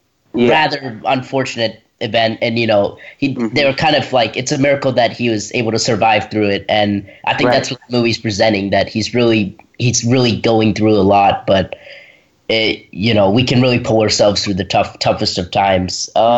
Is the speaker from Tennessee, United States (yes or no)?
yes; Redwood, Tennessee, United States; Hey, welcome back. … from Redwood, Tennessee, and you have been listening to Kids First Coming Attractions.